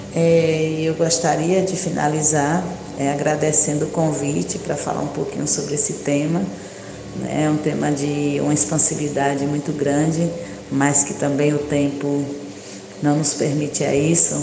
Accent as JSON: {"language": "Portuguese", "region": "Northeast Region", "country": "Brazil", "said": "a nossa cultura, a nossa cultura nordestina"}